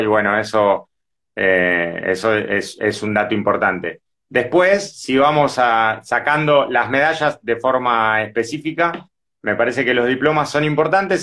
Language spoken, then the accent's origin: Spanish; Avellaneda, Buenos Aires Province, Argentina; yo ni siquiera vivo cerca, yo soy de Avellaneda